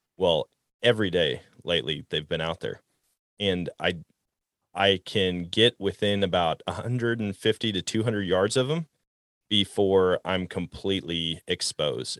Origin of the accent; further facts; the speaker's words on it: Wisconsin, United States; moved away; I grew up in Wisconsin